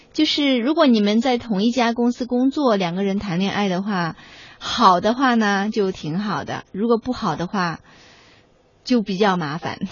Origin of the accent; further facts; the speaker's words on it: China; 我们中国人